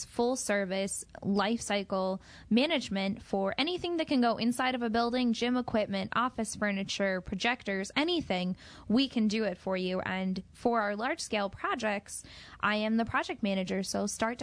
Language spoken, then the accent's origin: English; Pennsylvania, United States; moved away as an adult; also born or lived in Washington, D.C. area; now in Milwaukee, United States; I'm originally from Pennsylvania and stayed in Pennsylvania throughout college